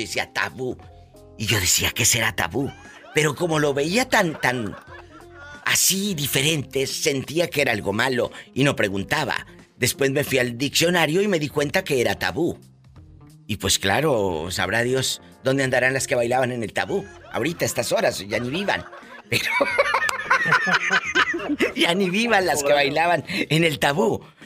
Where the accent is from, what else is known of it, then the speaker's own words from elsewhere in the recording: Matamoros, Tamaulipas, Mexico; mi tierra, en Matamoros, Tamaulipas